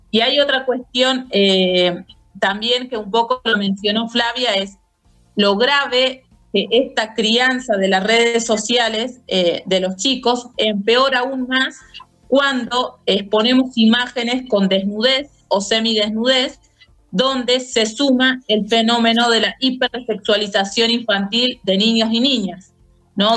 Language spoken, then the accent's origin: Spanish; Jujuy, Argentina; licenciada en psicopedagogía de la provincia de Jujuy